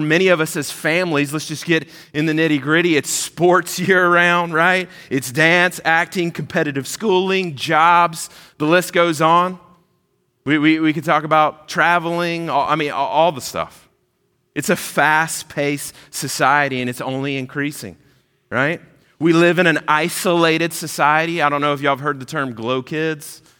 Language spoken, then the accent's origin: English; Georgia, United States; moved away as an adult; also born or lived in South Carolina / Kentucky; now in Orlando, United States; I grew up in Georgia. I lived there for years and years.